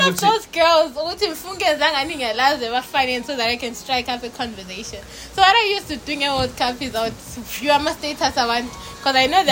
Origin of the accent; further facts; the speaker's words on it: Bulawayo, Zimbabwe; I'm from Bulawa